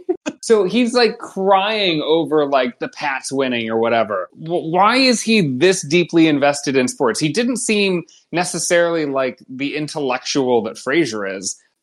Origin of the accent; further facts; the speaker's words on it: Ohio, United States; now in Chicago, United States; I grew up in Ohio